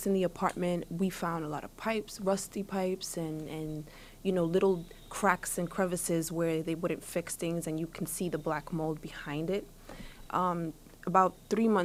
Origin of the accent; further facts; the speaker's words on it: New York City, New York, United States; I grew up in Brownsville, but I also grew up in NYCHA